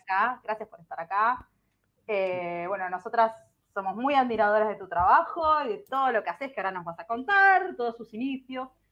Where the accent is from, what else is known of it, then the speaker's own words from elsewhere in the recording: Buenos Aires, Argentina; accent: porteño argentino; hablando como súper porteño argentino